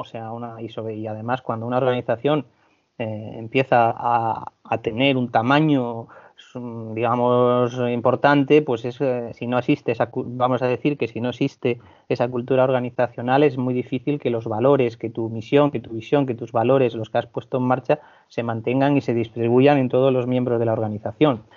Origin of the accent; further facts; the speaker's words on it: Asturias, Spain; moved away as an adult; also born or lived in Balearic Islands / Canary Islands / Vigo; procedo de Asturias